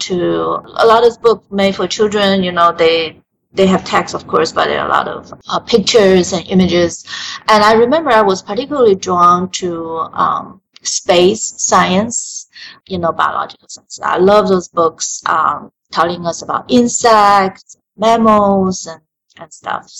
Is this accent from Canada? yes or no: no; Taiwan; moved away; I was born and raised in Taiwan.